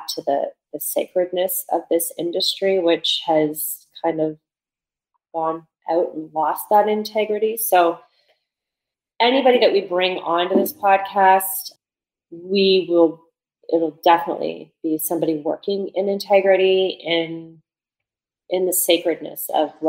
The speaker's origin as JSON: {"language": "English", "town": "London", "region": "Ontario", "country": "Canada", "tie": "born or raised there", "also_born_or_lived": "Montreal / Chicago", "moved": "as an adult", "said": "I've like put my roots down in my hometown of London, Ontario"}